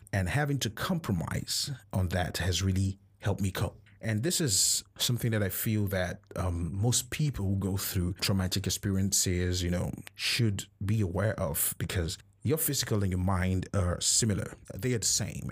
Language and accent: English; Nigeria; as a Nigerian.